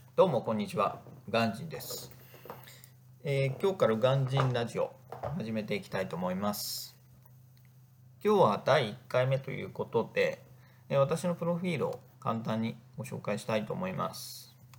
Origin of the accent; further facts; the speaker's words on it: Northern Kanto, Japan; also born or lived in Egypt; 生まれも育ちも北関東で、まあ、田舎の人間